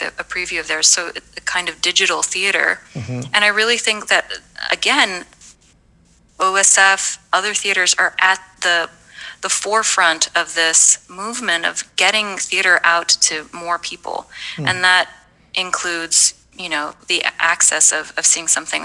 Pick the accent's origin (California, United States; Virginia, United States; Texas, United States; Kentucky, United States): Kentucky, United States; Louisville; also born or lived in Rio de Janeiro, Brazil; I grew up in Louisville